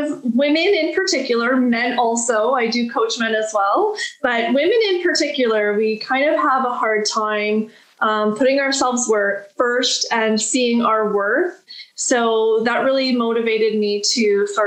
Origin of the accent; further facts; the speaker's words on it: Listowel, Ontario, Canada; I'm from Listowel, Ontario, and that's where my coaching practice is right now.